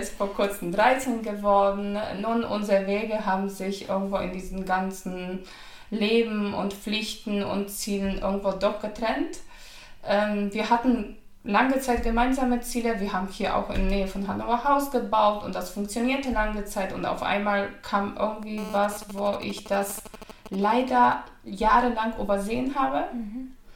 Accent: Poland; German is a second language; moved away as an adult; now in Germany

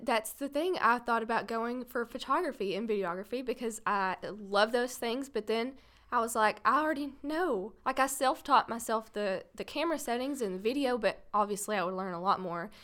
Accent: Paris, Texas, United States; born and raised in Paris, Texas

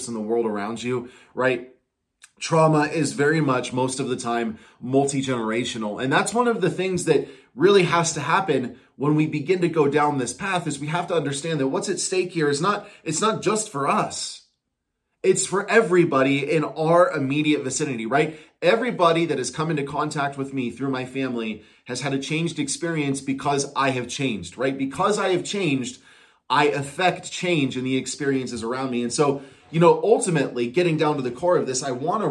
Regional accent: Coachella Valley, California, United States; moved away; also born or lived in Portland; because in the Coachella Valley, that's where I grew up

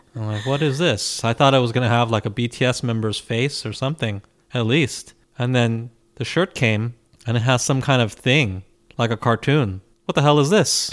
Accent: United States; as an American fan

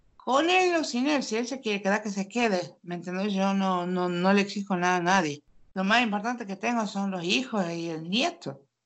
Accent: Tucumán, Argentina; accent: tucumano; moved away as an adult; now in Norway; Yo soy de Tucumán, de la provincia más chiquita de la Argentina

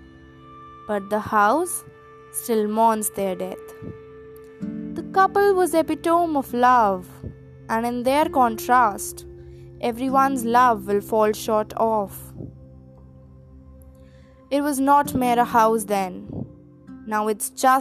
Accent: Delhi, India; I hail from Delhi.

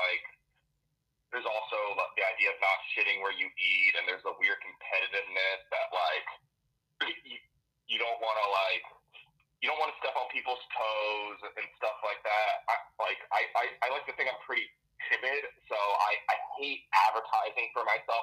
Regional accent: Los Angeles, California, United States; also born or lived in Tucson, Arizona; I grew up in the Valley

